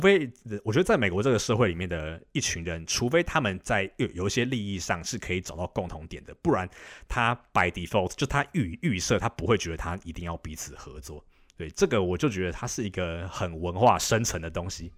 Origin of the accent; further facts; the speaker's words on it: Taipei, Taiwan; moved away as an adult; now in Boston, United States; 我现在是住在美国东岸的波士顿这个地方。那其实我本身是台北人